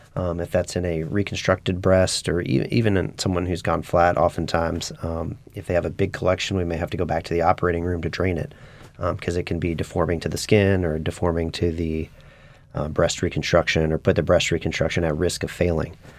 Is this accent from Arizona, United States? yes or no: no; Wichita, Kansas, United States; moved away as an adult; also born or lived in Spartanburg, South Carolina; now in New Orleans, United States; I grew up in Wichita, Kansas